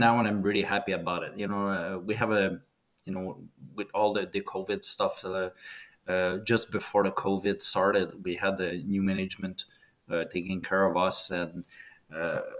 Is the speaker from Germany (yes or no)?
no; Canada; As a Canadian